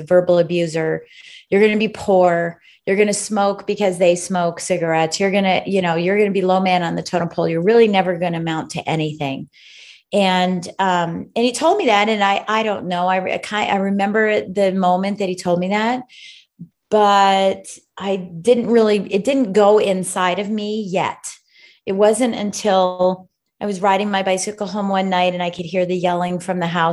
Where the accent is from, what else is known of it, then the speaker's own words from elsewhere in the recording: D.C., Virginia, United States; I'm from the United States. From the United States. I'm right outside of Washington, D.C. on the East Coast in beautiful Virginia. And so that's where I'm from.